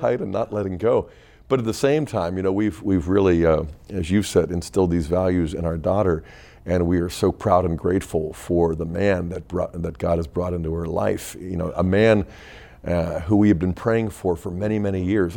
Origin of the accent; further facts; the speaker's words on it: Pittsburgh, Pennsylvania, United States; I grew up in Pittsburgh